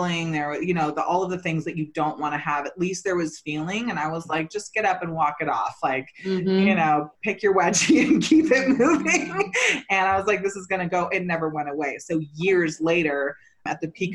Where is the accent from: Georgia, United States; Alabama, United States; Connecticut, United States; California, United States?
California, United States; Santa Cruz; also born or lived in Garberville, California; I grew up in Santa Cruz